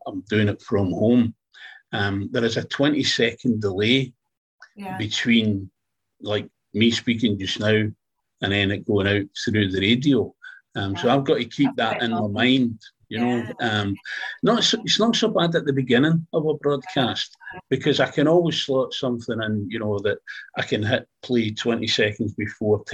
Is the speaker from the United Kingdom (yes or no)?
yes; Glasgow, Scotland, United Kingdom; also born or lived in Fife; I'm from Glasgow